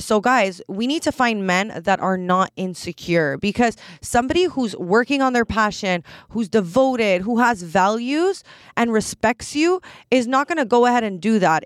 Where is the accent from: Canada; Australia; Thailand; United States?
Canada; I'm Canadian